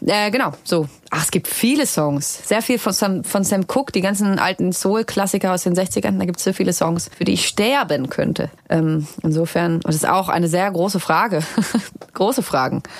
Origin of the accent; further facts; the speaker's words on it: Hamburg, Germany; ich komme ja aus Hamburg